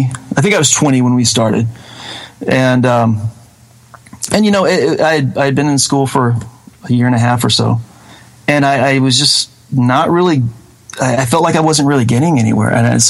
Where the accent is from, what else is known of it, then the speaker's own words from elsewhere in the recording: Mississippi, United States; moved away as an adult; now in Murfreesboro, United States; I was born and raised in North Mississippi, about 45 minutes south of Memphis, on I-55, and ended up moving to Murfreesboro, Tennessee, which is right outside of Nashville, after I left high school